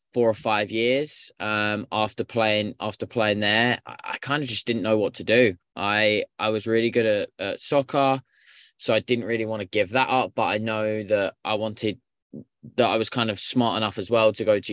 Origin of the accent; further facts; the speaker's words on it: United Kingdom; now in Canada; I'm not originally from Canada. So I actually immigrated to Canada around 7 years ago and I started up my own soccer coaching business.